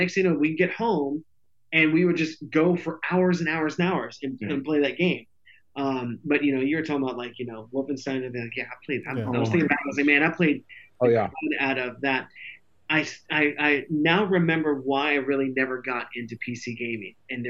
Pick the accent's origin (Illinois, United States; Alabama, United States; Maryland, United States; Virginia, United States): Virginia, United States; Virginia Beach; now in Virginia, United States; I grew up in Virginia Beach